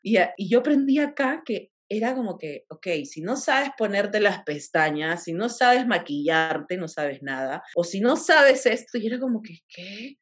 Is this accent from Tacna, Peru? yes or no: yes; Tacna, Peru; moved away as an adult; now in Lima, Peru; yo soy de provincia, soy de Tacna